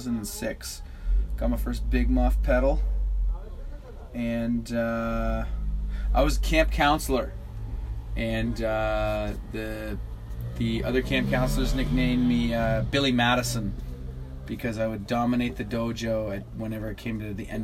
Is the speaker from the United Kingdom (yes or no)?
no; Dundas, Ontario, Canada; Kyle and I are from Dundas, Ontario.